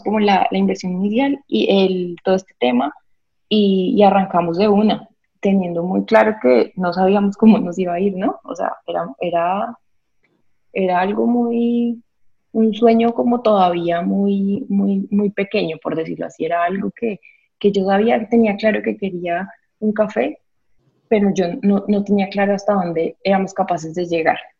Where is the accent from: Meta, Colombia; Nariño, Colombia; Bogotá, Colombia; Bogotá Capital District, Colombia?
Meta, Colombia; Villavicencio; also born or lived in Bucaramanga, Santander; soy de Santander, de Bucaramanga crecí en Villavicencio